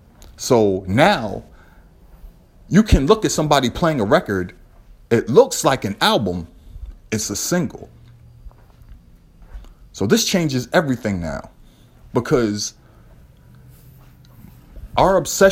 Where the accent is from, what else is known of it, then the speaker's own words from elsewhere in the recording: New York, United States; I found out later when I was growing up in New York that there was a guy at a record store who had written down a book of breaks